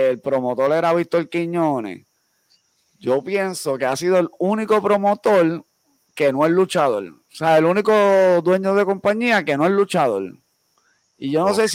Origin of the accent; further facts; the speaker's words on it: Bayamón, Puerto Rico; born there; Yo nací en San Pablo, Bayamón, Puerto Rico. Y yo vivo bien orgulloso de mi pueblo